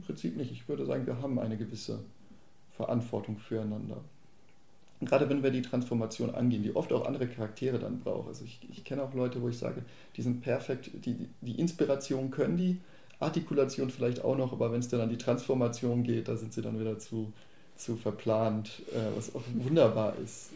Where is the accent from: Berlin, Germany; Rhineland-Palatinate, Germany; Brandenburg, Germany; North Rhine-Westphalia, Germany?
North Rhine-Westphalia, Germany; Bochum; now in Baden-Württemberg, Germany; Ich komme ja ursprünglich aus Bochum